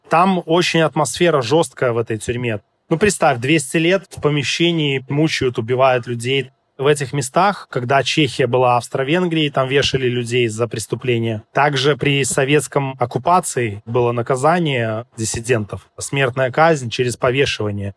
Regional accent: Belarus; moved away; я с Белоруссии

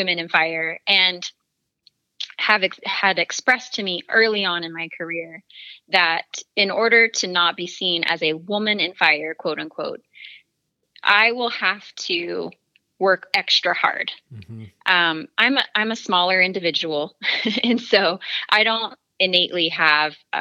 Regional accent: the Bible Belt of the United States, United States; I grew up in the Bible Belt of the United States.

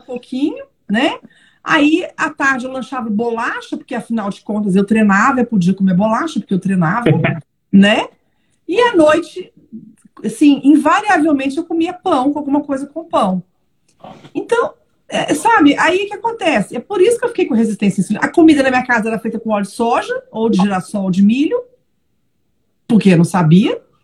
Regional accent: Belo Horizonte, Minas Gerais, Brazil; moved away as an adult; also born or lived in São Paulo / Brasília / Lisbon; now in Braga, Portugal; sou mineira, não, mentira, sou paulistana de nascimento, mas morei até os 30 anos em Belo Horizonte

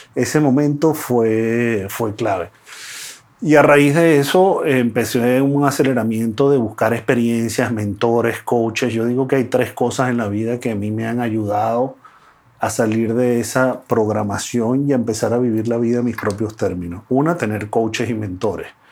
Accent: Venezuela; yo nací en Venezuela

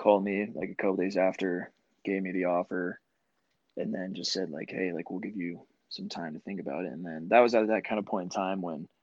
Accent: Tucson, Arizona, United States; growing up in Tucson, like I had the U of A growing up

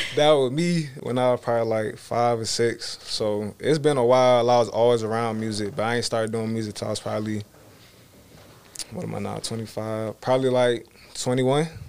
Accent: Georgia, United States; I was born in Georgia, Wanda, Georgia

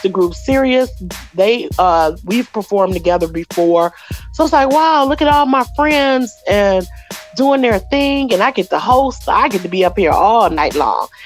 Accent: Royal Oak Township, Michigan, United States; I grew up in Oak Township, which is a little small city uh, nestled between Ferndale and Oak Park, right across the border, eight mile border from Detroit.

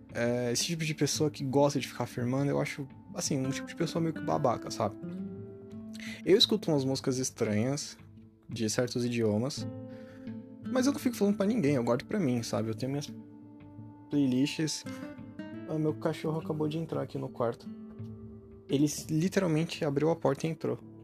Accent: Brazil; a gente é brasileiro

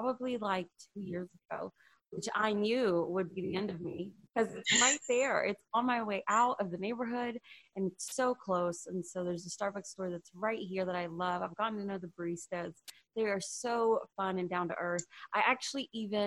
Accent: Houston, Texas, United States; also born or lived in Humble, Texas / Marshall/Longview, East Texas; I was born and raised in Houston

